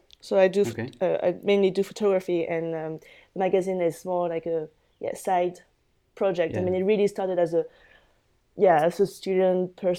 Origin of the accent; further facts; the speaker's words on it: Paris suburbs, Île-de-France, France; moved away as an adult; now in London, United Kingdom; So I was born and grew up in Paris. Then I went to London when I was 19 to study. I was at Central St. Martin's, where I graduated last year. And so I'm always between London and Paris.